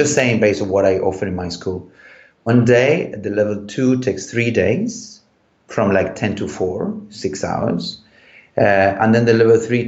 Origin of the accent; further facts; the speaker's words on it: Chile; moved away; when I grew up in Chile, so I'm from a wine country